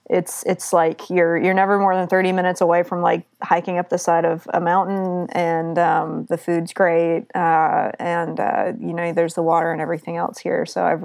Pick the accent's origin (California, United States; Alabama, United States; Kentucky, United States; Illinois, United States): Alabama, United States; Auburn; now in Seattle, United States; So I'm originally from Auburn, Alabama, and I have worked in a lot of different places across the country